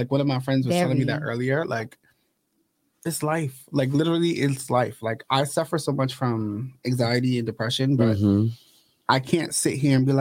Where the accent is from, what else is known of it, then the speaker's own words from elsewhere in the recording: New York City, New York, United States; also born or lived in Bronx; I am from Harlem, but I currently live in the Bronx